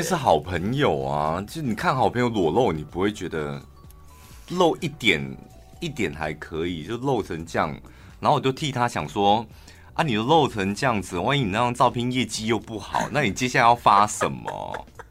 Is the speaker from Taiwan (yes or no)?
yes; Yuanli, Miaoli County, Taiwan; 我们院里人非常讨厌一件事，就是把我们院里人讲成苗栗人